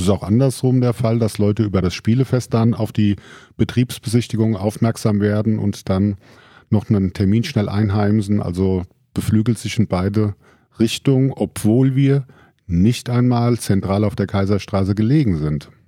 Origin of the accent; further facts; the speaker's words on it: Friedberg, Hesse, Germany; Grundsätzlich bin ich selber in Friedberg geboren, auch in der Friedberger Altstadt aufgewachsen und der Heimat immer verbunden geblieben